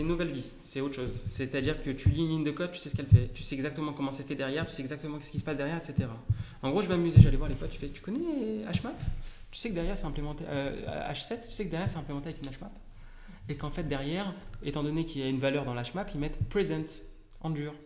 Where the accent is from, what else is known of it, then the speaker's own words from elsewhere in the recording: Paris / Île-de-France, France; je suis parisien. enfin, D'accord. Plus grand à Paris, mais en Ile-de-France